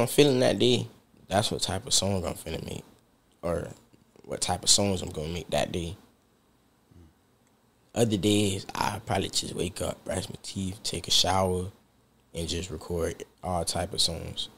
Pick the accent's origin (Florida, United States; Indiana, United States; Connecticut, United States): Florida, United States; Fort Pierce; also born or lived in Palm Beach, Florida; I ain't really stayed there since like fifth grade. I've been in Fort Pierce